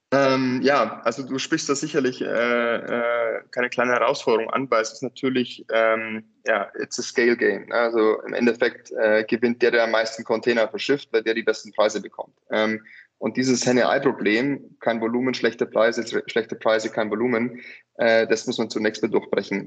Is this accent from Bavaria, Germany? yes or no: yes; near Munich, Bavaria, Germany; also born or lived in California / Hong Kong; ich bin äh, in der Nähe von München aufgewachsen